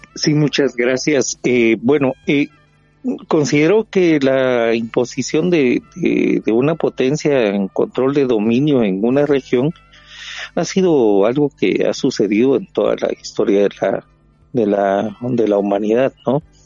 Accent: Guatemala; nosotros como guatemaltecos

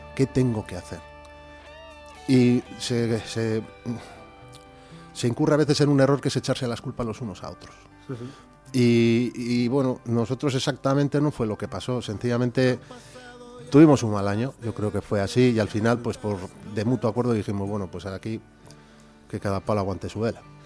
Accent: Bilbao, Basque Country, Spain; also born or lived in Valle de Valdivielso, Burgos; soy de Bilbao

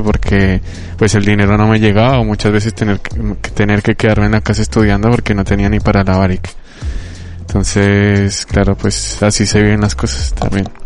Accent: Colombia; now in Bilbao, Spain; mi país de origen Colombia

